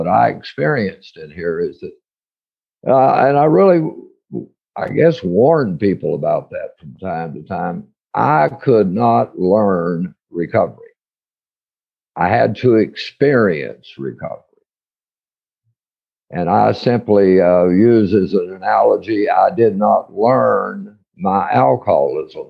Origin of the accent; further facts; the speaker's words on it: Odessa, Texas, United States; I was raised out in West Texas in Odessa